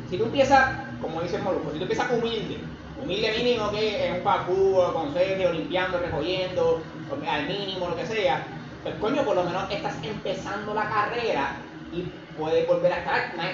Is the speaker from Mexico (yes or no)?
no; Puerto Rico; yo como boricua quiero vivir aquí, quiero tener mi Netflix, mi Amazon, mi par de mierda, que eso viene, eso viene del capitalismo de Estados Unidos, de colonias